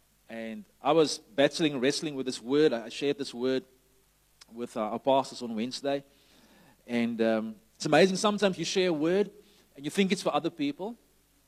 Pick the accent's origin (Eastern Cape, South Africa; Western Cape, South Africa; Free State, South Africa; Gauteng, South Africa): Western Cape, South Africa; Somerset West; greetings from Shofar Summers the West, which is my hometown where I'm based now